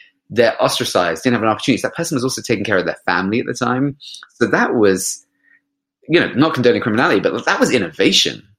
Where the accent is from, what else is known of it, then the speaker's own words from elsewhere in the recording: London, United Kingdom; I grew up in West London